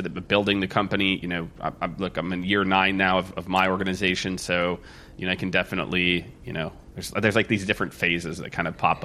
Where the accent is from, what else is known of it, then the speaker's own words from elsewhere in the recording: Midwest, United States; moved away as an adult; also born or lived in New York City; now in Austin, United States; I grew up in the Midwest